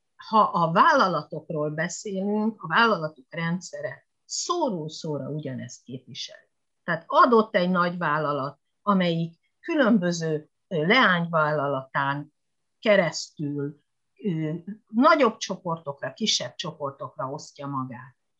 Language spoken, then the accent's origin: Hungarian; Hungary; moved away; also born or lived in Japan